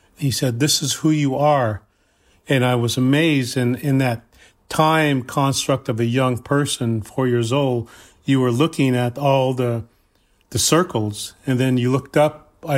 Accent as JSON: {"language": "English", "region": "South Dakota", "country": "United States", "said": "I'm from the Cheyenne River Lakota Reservation in South Dakota."}